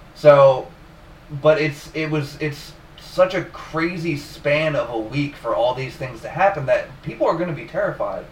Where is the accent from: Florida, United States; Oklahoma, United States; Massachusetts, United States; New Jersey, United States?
New Jersey, United States; I'm from New Jersey